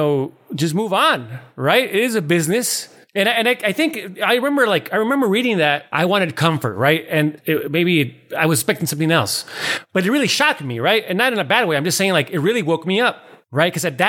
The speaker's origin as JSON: {"language": "English", "town": "New York City", "region": "New York", "country": "United States", "lives_now": "Los Angeles, United States", "said": "I was just trying to get work in LA. I come from New York. I had a really, you know, successful career in New York."}